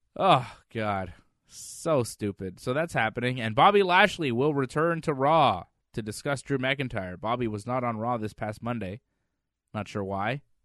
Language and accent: English; Canada; I'm Canadian